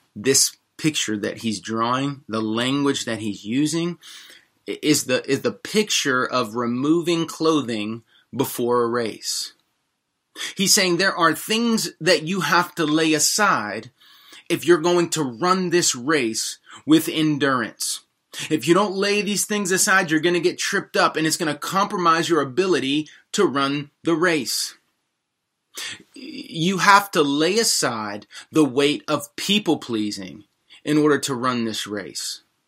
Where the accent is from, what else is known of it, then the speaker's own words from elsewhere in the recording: United States; also born or lived in Washington, D.C.; as American Christians